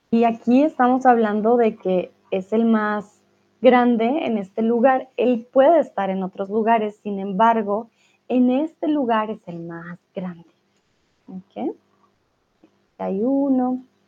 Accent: Colombia; soy de Colombia

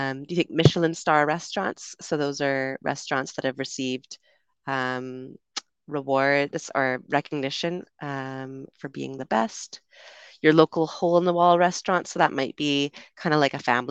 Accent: Canada; moved away as an adult; also born or lived in United Kingdom; now in Panama; I'm from Canada originally, also spent some time living in the UK, and currently I am streaming to you from Panama

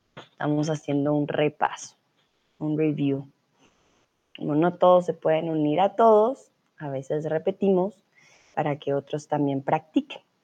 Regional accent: Colombia; soy de Colombia, soy tutora de español aquí en Chatterbox

